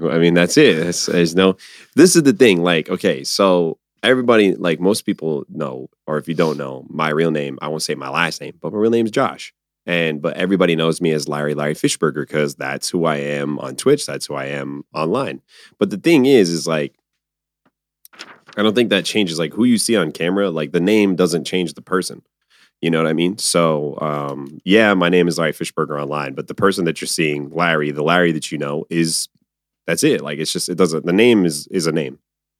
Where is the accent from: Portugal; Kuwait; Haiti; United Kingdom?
Portugal; Azores; my family, my people come from islands. I'm from the Azores. I'm literally an island boy.